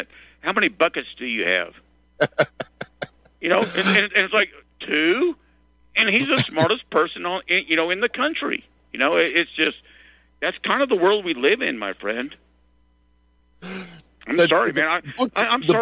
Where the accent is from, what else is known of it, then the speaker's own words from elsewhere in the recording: Arkansas, United States; moved away as an adult; also born or lived in San Angelo, Texas; my friends in Arkansas, where I basically grew up. You know, it's been 18, 19 years since I moved from Arkansas